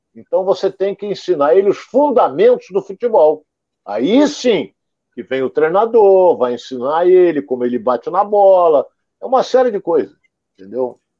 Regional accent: Rio de Janeiro, Brazil; Onde eu morava, fui criado no IAPI da Penha

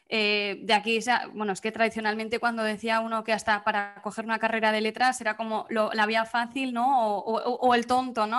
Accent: Pamplona, Navarre, Spain; moved away as an adult; also born or lived in Vitoria / Bilbao; now in Murcia, Spain; me fui de Pamplona a Vitoria, era al lado de casa

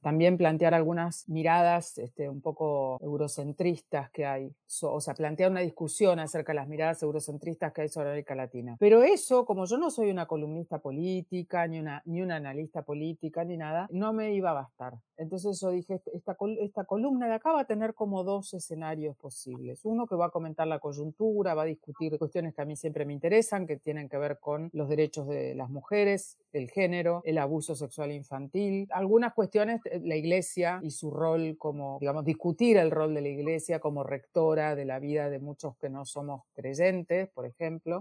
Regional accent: Argentina; siendo argentina

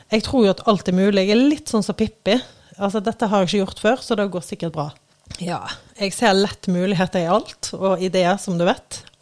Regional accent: Eikelandsosen, Vestland, Norway; now in Oslo, Norway; Jeg kommer jo fra Eikelandsosen, en liten bygd utenfor, uh, utenfor Bergen, da. Uh, og, uh, men jeg har jo bodd utrolig mange forskjellige plasser. Nå bor jeg i Oslo, på Tøyen faktisk

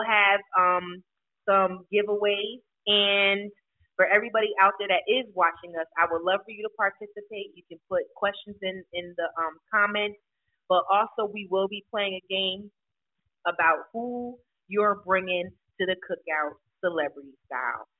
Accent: New Bern, North Carolina, United States; moved away as an adult; now in Clayton, United States; I am originally from New Bern, North Carolina, specifically James City.

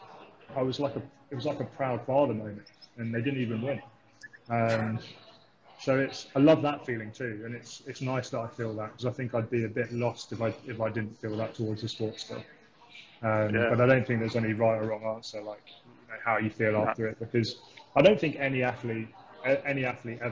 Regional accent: Thames Valley, South East England, United Kingdom; moved away as an adult; now in Christchurch, New Zealand; growing up in the Thames Valley

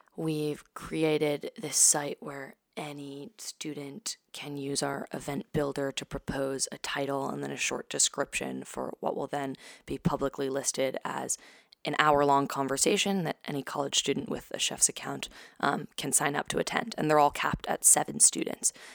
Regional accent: New York City, New York, United States; also born or lived in San Francisco, California; I was born in San Francisco, um, moved to New York, to Brooklyn when I was two with my family, um, and grew up there, lived there ever since

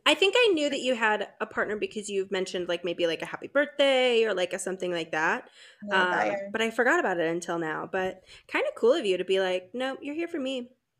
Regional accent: St. Louis, Missouri, United States; moved away; also born or lived in New York; I was living in New York, you know, for 10 years, and I'm from St. Louis

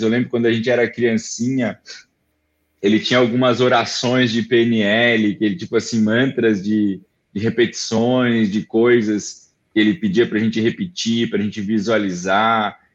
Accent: Florianópolis, Santa Catarina, Brazil; eu sou manezinho daqui, né, e, então eu nasci aqui

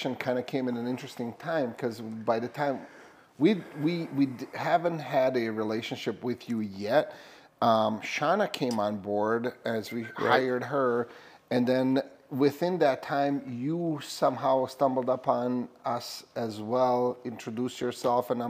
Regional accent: Bosnia & Herzegovina; now in Minnesota, United States; I'm from Bosnia

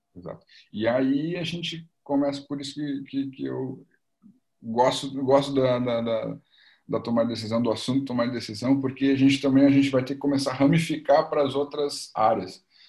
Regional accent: Porto Alegre, Rio Grande do Sul, Brazil; sou aqui de Porto Alegre, Rio Grande do Sul

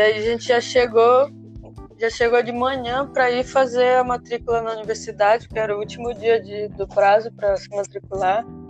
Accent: Brazil; moved away as an adult; a gente vem do Brasil

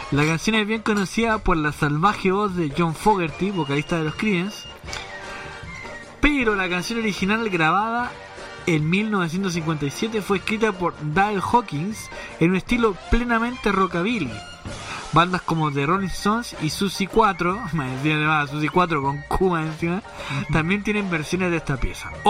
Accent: Argentina; raja y porque soy argentino.

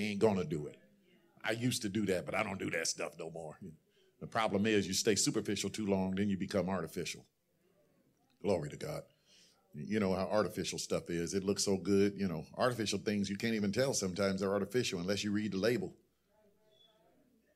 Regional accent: Ohio, United States; now in San Fernando Valley, United States; I'm from Ohio

